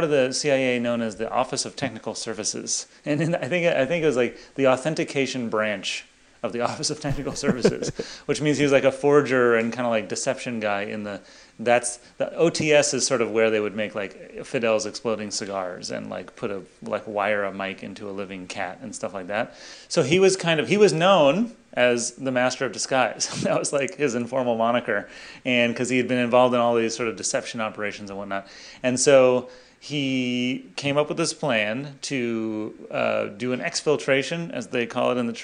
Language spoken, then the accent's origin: English; Los Angeles, California, United States; I grew up in Los Angeles